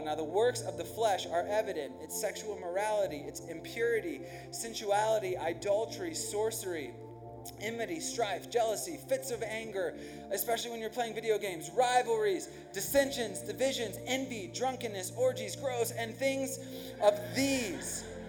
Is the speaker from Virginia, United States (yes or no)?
yes; Virginia, United States; first language English; I grew up in Virginia